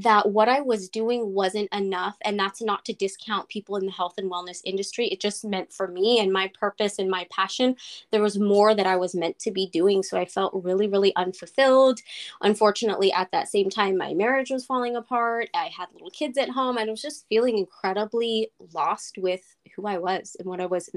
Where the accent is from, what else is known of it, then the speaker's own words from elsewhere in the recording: Northern California, United States; I'm from Northern California in the little town about 45 minutes north of San Francisco, and I've lived in California all my life